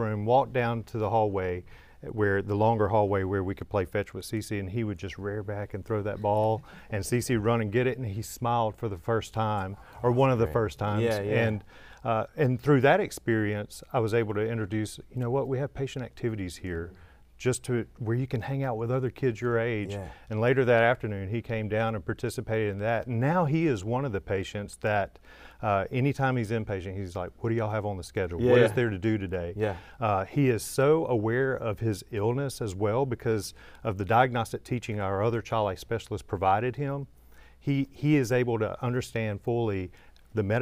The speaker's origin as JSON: {"language": "English", "region": "Louisiana", "country": "United States", "moved": "yes", "lives_now": "Memphis, United States", "said": "I'm from Louisiana originally"}